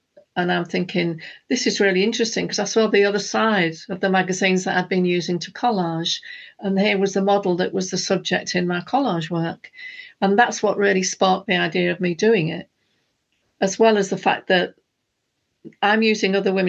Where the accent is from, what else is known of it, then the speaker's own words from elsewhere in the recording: Hull, Yorkshire and the Humber, United Kingdom; And I was from a working-class background. I was from Hull, where the fishermen's wives were fighting for survival.